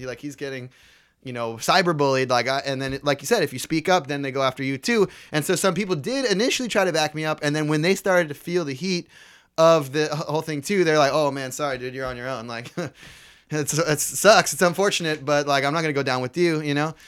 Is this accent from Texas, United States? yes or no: no; Bay Area, California, United States; growing up in the Bay Area